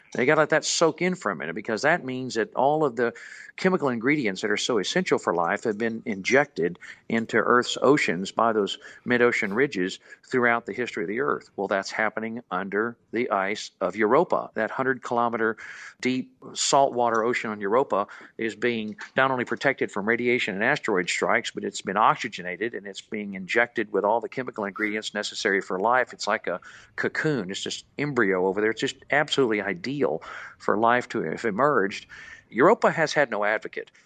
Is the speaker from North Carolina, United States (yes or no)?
no; Houston, Texas, United States; growing up in Houston